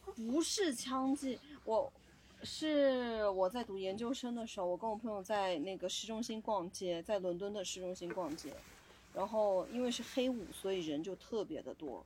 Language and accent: Chinese; Gejiu, Yunnan, China; 我身在一个工业城市